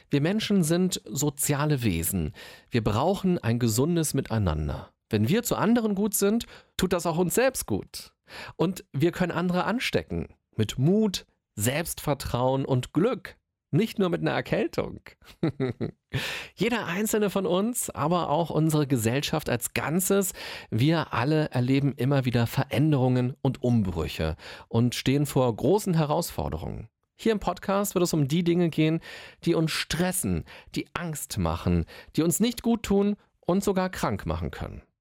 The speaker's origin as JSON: {"language": "German", "region": "Berlin", "country": "Germany", "said": "ich bin waschechter Berliner"}